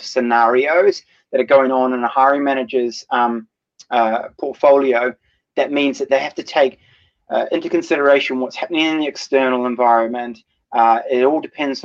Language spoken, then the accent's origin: English; New Zealand; moved away; My home country is in New Zealand